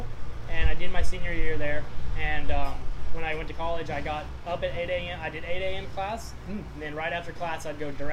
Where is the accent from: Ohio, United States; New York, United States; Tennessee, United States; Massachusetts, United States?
Tennessee, United States; Memphis; But I'm from Memphis, Tennessee, originally.